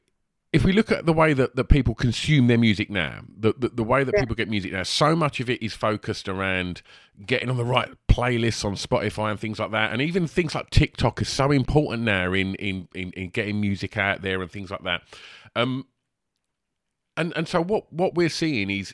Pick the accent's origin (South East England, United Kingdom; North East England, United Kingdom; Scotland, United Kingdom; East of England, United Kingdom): East of England, United Kingdom; Essex, near Romford; accent: Essex; I believe we grew up just up the road from each other. I'm not far from Romford